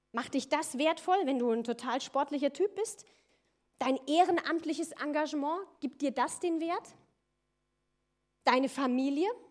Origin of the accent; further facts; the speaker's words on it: near Koblenz, Loreley, Rhineland-Palatinate, Germany; moved away as an adult; also born or lived in Austria; ich komme ursprünglich aus Rheinland-Pfalz, aus der Nähe von Koblenz, Lorelei, falls das einer kennt, wunderschöne Ecke